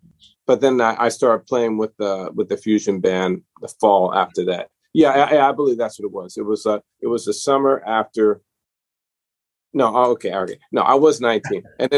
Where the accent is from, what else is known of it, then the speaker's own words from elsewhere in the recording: New Orleans, Louisiana, United States; I'm from New Orleans originally, but I've lived all over the place because my dad's profession moved us around a lot.